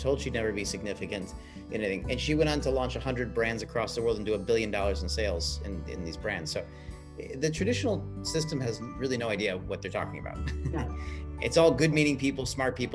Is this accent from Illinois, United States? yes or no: yes; Chicago, Illinois, United States; I grew up in Chicago here in the States